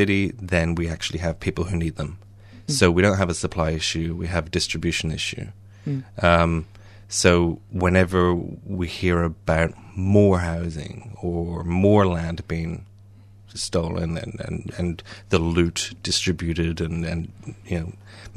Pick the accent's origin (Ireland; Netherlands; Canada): Ireland; I'm Irish